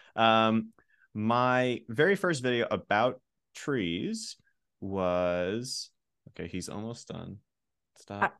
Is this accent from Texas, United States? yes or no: no; rural Pennsylvania, United States; I grew up in Pennsylvania, and I grew up around, in, in rural Pennsylvania